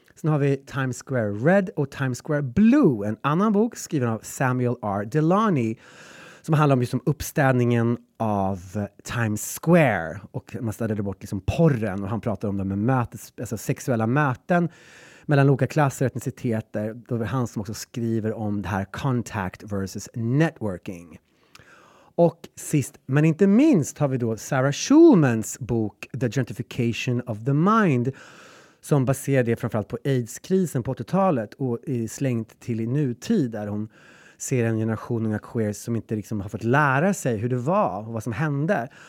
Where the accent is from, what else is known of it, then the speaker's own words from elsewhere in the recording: Gräsmark, Värmland, Sweden; now in Stockholm, Sweden; Gräsmark, där jag kommer ifrån